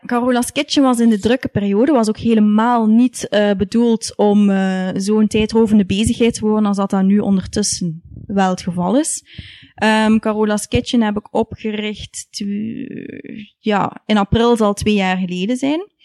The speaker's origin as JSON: {"language": "Dutch", "town": "Ghent", "region": "Flanders", "country": "Belgium", "tie": "born or raised there", "said": "ik ben opgegroeid in Gent. En mijn ouders zijn allebei afkomstig uit Genk. Dus eh, ik ben hier geboren in Gent en, en getogen."}